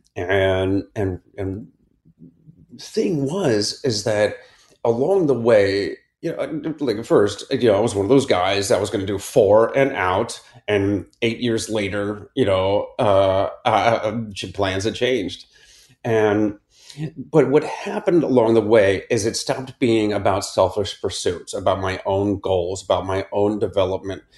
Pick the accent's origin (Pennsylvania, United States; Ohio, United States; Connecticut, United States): Ohio, United States; Akron; I grew up in Akron, Ohio, in the suburbs